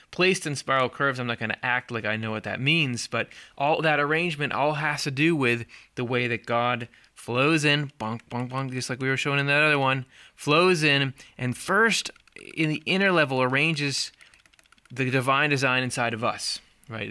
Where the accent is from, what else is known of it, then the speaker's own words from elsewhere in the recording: Midwest, United States; I'm from the Midwest, which I am